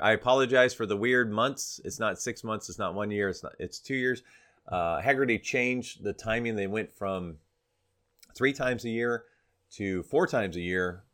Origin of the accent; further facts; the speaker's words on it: Florida, United States; moved away; spend down in Florida, my hometown